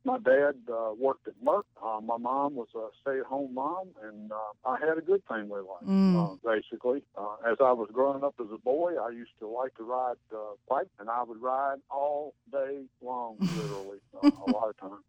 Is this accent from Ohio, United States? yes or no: no; Elkton, Virginia, United States; I'm from Elkton originally. In fact, north of Elkton, almost